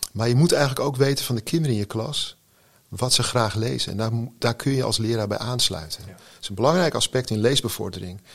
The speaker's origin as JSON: {"language": "Dutch", "area": "Texel", "region": "North Holland", "country": "Netherlands", "tie": "born or raised there", "said": "Ik woon op Texel, ik ben opgegroeid op Texel"}